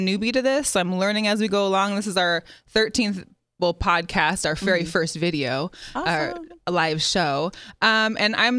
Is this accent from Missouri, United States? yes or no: no; Seattle, Washington, United States; I'm a native from Seattle